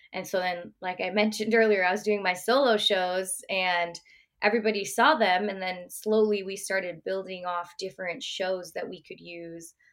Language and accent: English; Bay Area, California, United States; also born or lived in Oregon; I'm born and raised in the Bay Area